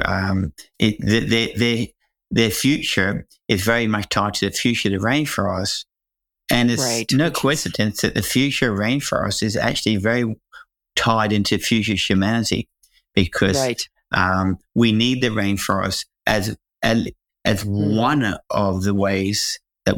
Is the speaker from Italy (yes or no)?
no; Hong Kong; now in Perth, Australia; I come from Hong Kong, which is, you know, one of the largest metropolises that you can imagine.